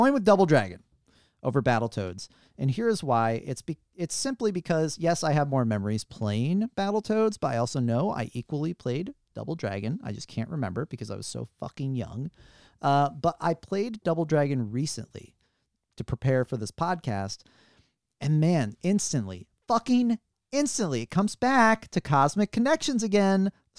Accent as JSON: {"language": "English", "town": "St. Louis", "region": "Missouri", "country": "United States", "said": "Even me, I'm from St. Louis."}